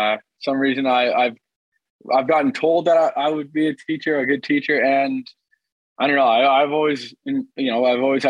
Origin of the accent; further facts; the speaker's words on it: Ottawa, Ontario, Canada; moved away as an adult; also born or lived in Maine; I grew up in the Ottawa area playing hockey